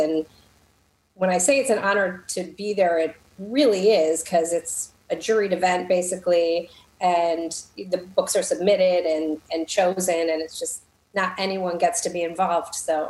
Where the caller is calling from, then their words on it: Illinois, United States; I'm just north of Chicago in the suburbs.